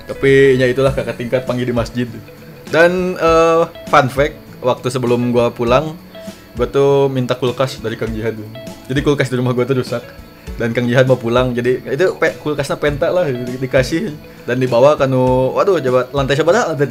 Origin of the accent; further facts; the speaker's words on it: Lembang, West Java, Indonesia; dan saya sebagai orang Lembang ini kadang sok kesel